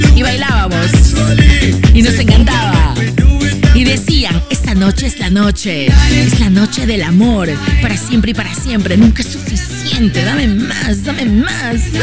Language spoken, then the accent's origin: Spanish; Peru; soy una locutora peruana feliz